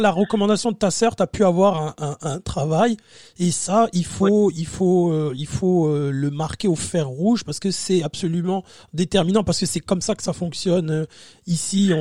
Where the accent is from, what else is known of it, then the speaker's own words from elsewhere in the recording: France; moved away; on est français